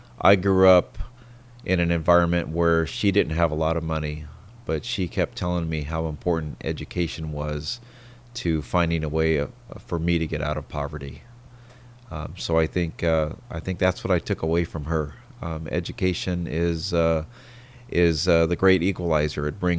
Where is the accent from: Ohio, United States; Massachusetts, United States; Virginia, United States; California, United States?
California, United States; San Diego; I did. I grew up in San Diego.